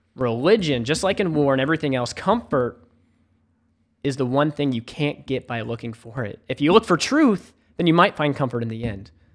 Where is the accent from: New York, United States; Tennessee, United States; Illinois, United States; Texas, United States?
Tennessee, United States; Memphis; moved away as an adult; also born or lived in South Carolina; now in Charleston, United States; I grew up in Memphis, Tennessee.